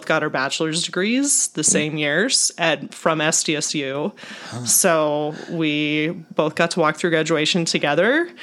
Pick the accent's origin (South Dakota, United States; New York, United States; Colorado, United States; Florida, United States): South Dakota, United States; Holabird; I'm 35 years old. Just turned 35 in March and grew up in Hollabird, South Dakota